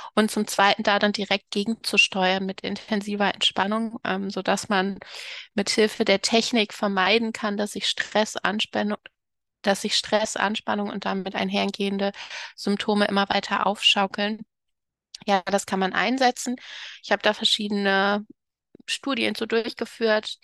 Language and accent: German; Cologne, North Rhine-Westphalia, Germany; moved away as an adult; also born or lived in Dresden / Potsdam; ich bin übrigens in Köln geboren, das sollte ich noch ergänzen, und auch aufgewachsen